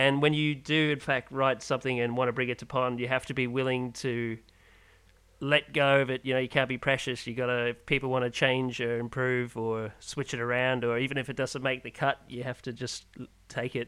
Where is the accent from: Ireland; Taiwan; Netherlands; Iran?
Ireland; now in Perth, Australia; I'm originally from Ireland